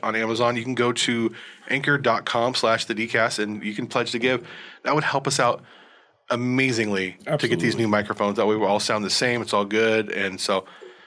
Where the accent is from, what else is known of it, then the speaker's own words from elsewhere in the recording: Los Angeles, California, United States; also born or lived in Southern Oregon; now in Medford, United States; I'm originally from Los Angeles